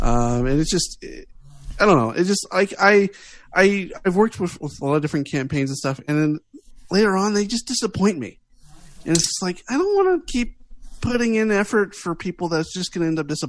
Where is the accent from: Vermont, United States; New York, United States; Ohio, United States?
Ohio, United States; Columbus; I grew up in Columbus, Ohio. I mean, I have Irish heritage, but I am not Irish. I am full-born American.